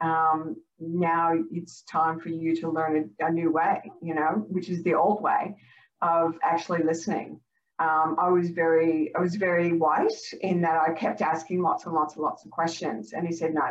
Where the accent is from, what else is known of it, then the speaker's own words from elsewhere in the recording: Canada; now in Australia; I grew up in Canada.